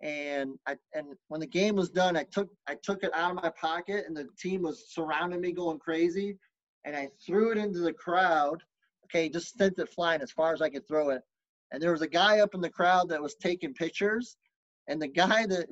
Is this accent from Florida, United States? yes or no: no; Lubbock, Texas, United States; I was born in Lubbock, Texas